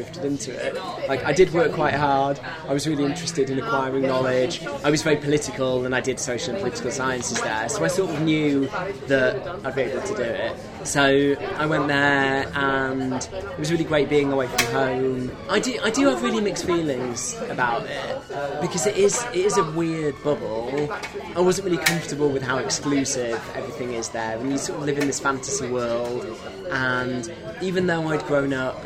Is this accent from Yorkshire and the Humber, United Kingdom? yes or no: yes; Leeds, Yorkshire and the Humber, United Kingdom; moved away; also born or lived in Cambridge; growing up in Leeds